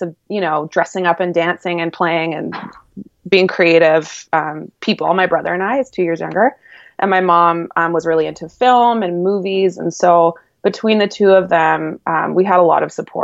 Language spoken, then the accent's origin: English; Vancouver, British Columbia, Canada; I'm from Vancouver, BC, born and raised